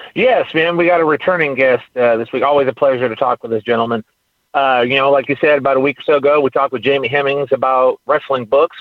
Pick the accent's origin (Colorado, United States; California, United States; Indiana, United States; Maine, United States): California, United States; now in Texas, United States; I'm from California.